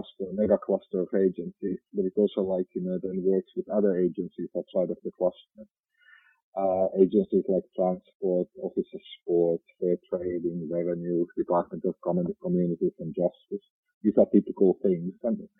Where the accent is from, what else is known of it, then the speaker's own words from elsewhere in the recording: Finland; accent: Finnish; now in Central Coast, Australia; Yeah, I'm from Finland, therefore this beautiful rally driver accent of mine.